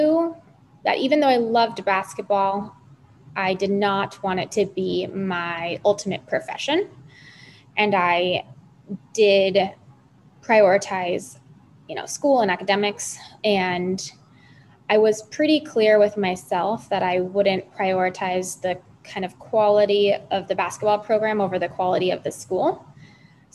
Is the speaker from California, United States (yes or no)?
yes; Los Angeles, California, United States; moved away; I'm originally from Los Angeles, California